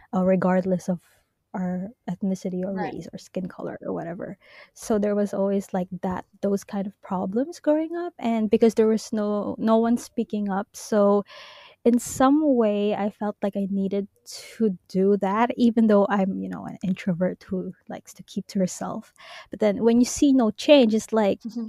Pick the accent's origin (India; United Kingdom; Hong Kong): Hong Kong; also born or lived in Japan; I am Filipino, born and raised in Hong Kong